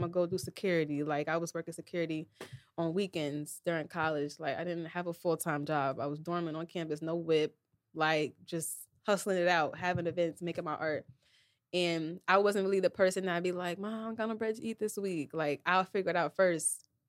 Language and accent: English; New Jersey, United States; I'm from Jersey, so we do a lot of club dances